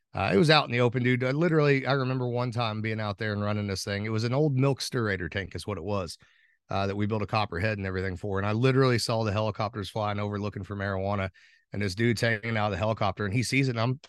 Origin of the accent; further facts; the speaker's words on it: Pekin, Indiana, United States; I'm from Pekin, Indiana. Born and raised here, grew up on a tobacco farm with parents and grandparents that also worked the tobacco farm